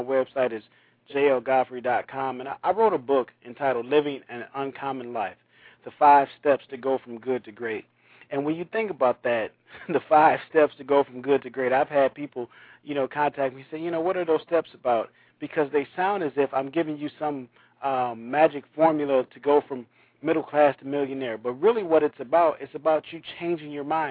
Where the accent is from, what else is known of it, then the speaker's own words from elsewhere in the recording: Saginaw, Michigan, United States; my hometown of Saginaw, Michigan